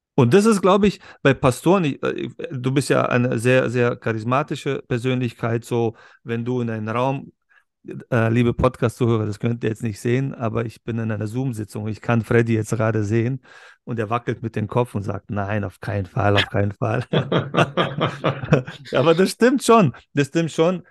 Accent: Berlin, Germany; Wir kommen beide ja aus Berlin, aber aus zwei verschiedenen Welten in Berlin

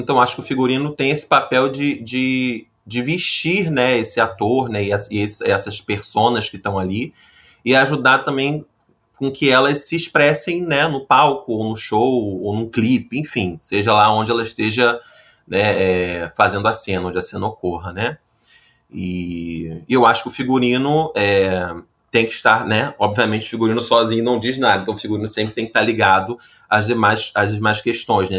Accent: Rio de Janeiro, Brazil; sou carioca e trabalho com figurino

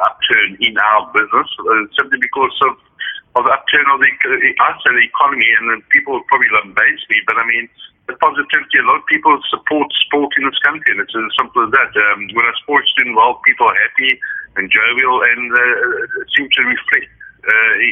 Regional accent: South Africa; I'm so happy that I'm South African

